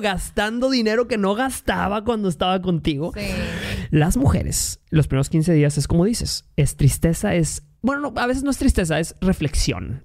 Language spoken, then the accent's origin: Spanish; Mexico; Yo soy de México